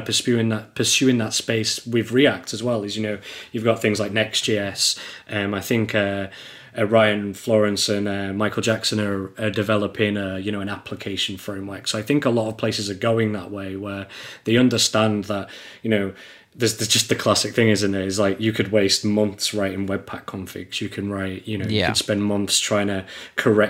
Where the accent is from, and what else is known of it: England, United Kingdom